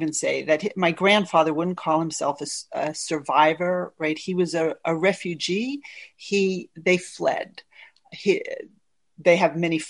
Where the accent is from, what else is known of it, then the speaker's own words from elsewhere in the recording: United States; My whole growing up in the United States